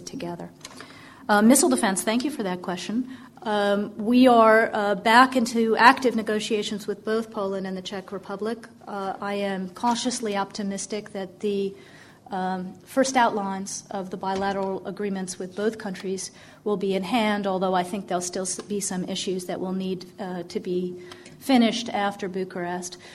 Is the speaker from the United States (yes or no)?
no; Canada; now in United Kingdom; I grew up in Canada